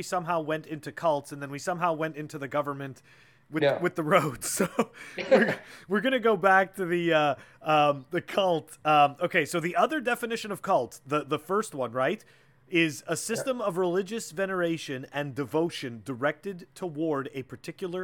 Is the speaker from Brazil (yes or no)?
no; Canada; I'm from Canada